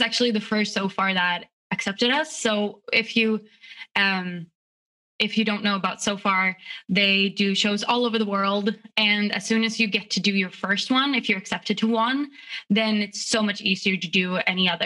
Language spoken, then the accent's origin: English; Stockholm, Stockholm County, Sweden; moved away as an adult; now in United States; I grew up in Stockholm, which is the capital